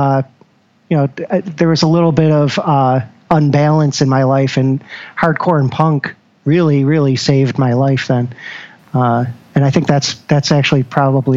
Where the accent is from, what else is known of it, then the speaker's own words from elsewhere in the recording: Syracuse, New York, United States; moved away as an adult; now in Rochester, United States; born and raised in Syracuse